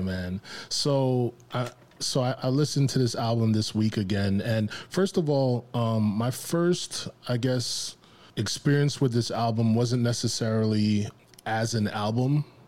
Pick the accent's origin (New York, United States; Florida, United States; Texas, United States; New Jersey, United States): New York, United States; growing up in New York